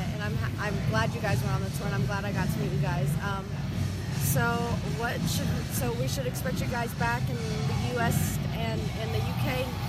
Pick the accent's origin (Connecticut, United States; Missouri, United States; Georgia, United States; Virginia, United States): Virginia, United States; We're in Virginia, or no, Maryland, sorry, I'm from Virginia.